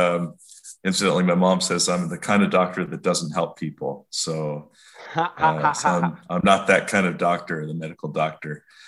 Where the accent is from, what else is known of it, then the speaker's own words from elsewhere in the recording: Long Beach, California, United States; also born or lived in Cherokee Nation / Westville, Oklahoma; So I was actually born in Long Beach, California.